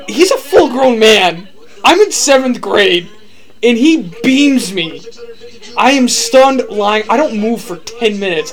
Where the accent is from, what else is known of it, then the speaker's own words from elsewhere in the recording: Midwest, United States; we didn't grow up in the South, we grew up in the Midwest